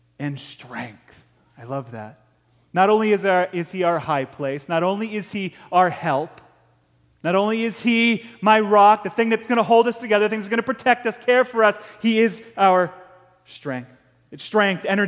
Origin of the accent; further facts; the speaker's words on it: Ticonderoga, New York, United States; And we grew up hunting over in Ticonderoga, New York, on the top of Route 74, a little town called Chilson